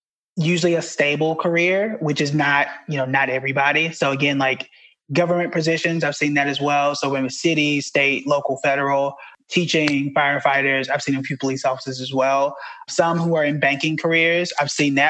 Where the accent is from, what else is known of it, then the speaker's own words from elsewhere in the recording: Tulsa, Oklahoma, United States; moved away as an adult; also born or lived in Dallas; now in New York City, United States; I'm from Tulsa, Oklahoma